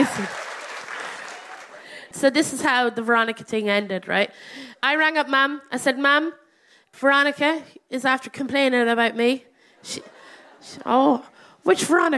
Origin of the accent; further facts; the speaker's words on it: Ireland; I'm Irish